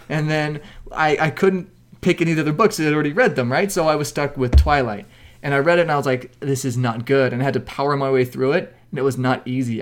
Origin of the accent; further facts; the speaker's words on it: Mesquite, Nevada, United States; I grew up in Mesquite, Nevada